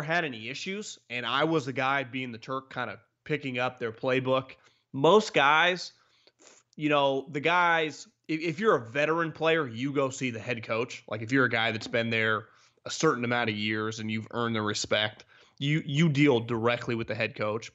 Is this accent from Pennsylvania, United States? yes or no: no; Davis, California, United States; I'm from Davis, right up the road here from the Bay Area